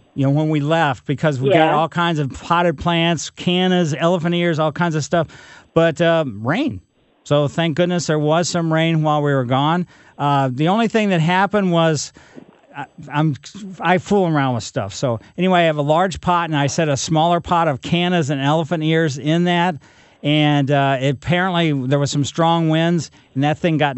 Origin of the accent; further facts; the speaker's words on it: Ellisville, Missouri, United States; growing up in Ellisville, we had a pretty large yard